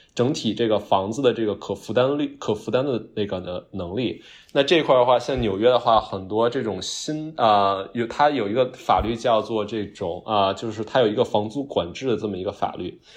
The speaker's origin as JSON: {"language": "Chinese", "region": "Beijing", "country": "China", "tie": "born or raised there", "accent": "Beijing accent", "moved": "as an adult", "lives_now": "New York, United States", "said": "我反正是北京话的"}